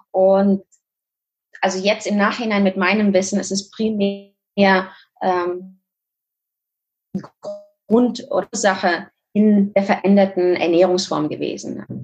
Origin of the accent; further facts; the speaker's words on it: Kazakhstan; moved away; Und ähm, wie gesagt, also ich komme aus Kasachstan, äh, dementsprechend durfte ich ein bisschen eine andere Welt kennenlernen. Das ist jetzt äh, über 30 Jahre her.